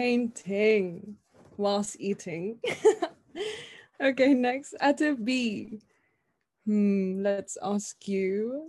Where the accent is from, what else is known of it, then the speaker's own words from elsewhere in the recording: Iloilo City, Western Visayas, Philippines; now in London, United Kingdom; my birthday is June 12, Independence Day of the Philippines. I'm living in London and I was born in Iloilo City, Philippines. So I am your fresh, local Ilongga out here. I'm 20 years old